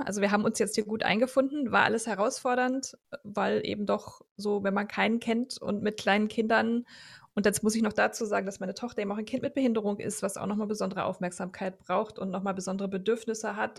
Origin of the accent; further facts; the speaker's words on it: Rhineland, Germany; moved away as an adult; now in Vienna, Austria; ich komme ursprünglich aus Deutschland und ähm, eben aus dem Rheinland